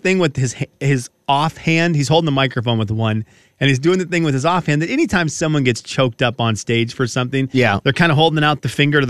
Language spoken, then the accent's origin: English; Washington, United States; we're from Washington.